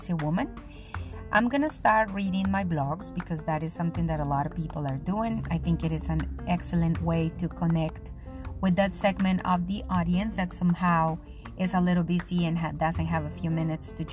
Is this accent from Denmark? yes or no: no; Colombia; English is a second language; moved away as an adult; I am a Colombian journalist that decided to start writing 5 years ago after a 10-year exile from my country and from my profession